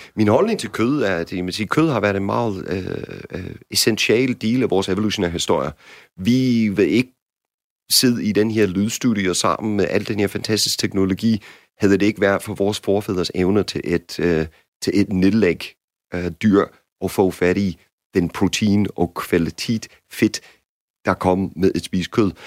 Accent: United States; Danish is a second language; now in Denmark; som amerikaner

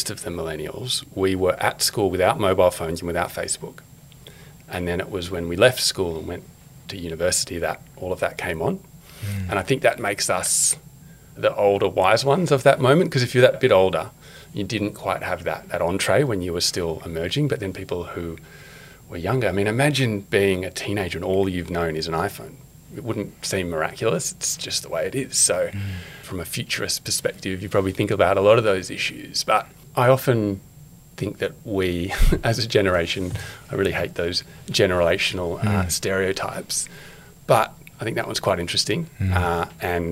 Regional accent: Canberra, Australian Capital Territory, Australia; moved away as an adult; now in Sydney, Australia; being a good Canberran, went and worked for the government, finance department

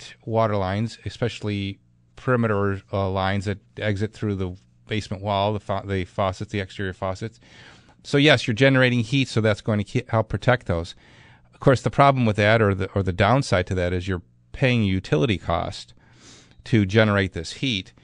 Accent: Clarence, New York, United States; Clarence, that's my hometown

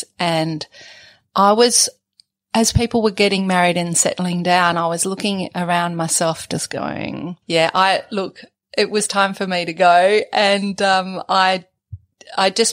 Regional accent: Ralston, New South Wales, Australia; also born or lived in Mudgee / Sydney / Dubbo / Canberra; So I'm from Ralston in New South Wales, and I was born in, born in Mudgee Hospital. Our property is a sheep property for, superfine merino wool and fat lamb, and my family are still there. And I grew up on the farm

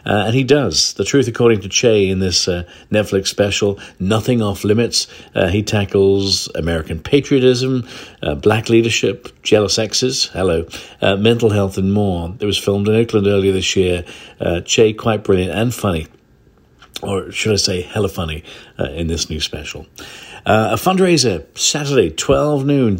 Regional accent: Northern Ireland, United Kingdom; now in San Francisco Bay Area, United States; I grew up in Northern Ireland myself, not too far from where Kenneth Branagh, uh, grew up in the seventies.

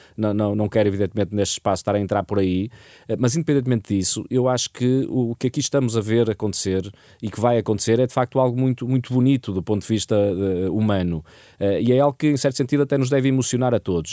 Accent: Portugal; eu, enquanto português

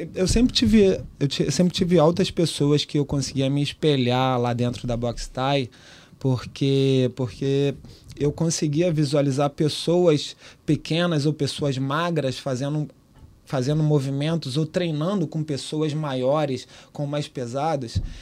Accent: Baixada Fluminense, Rio de Janeiro, Brazil; moved away as an adult; also born or lived in Liverpool, United Kingdom; eu saí da Baixada, cara. Eu tinha saído da Baixada

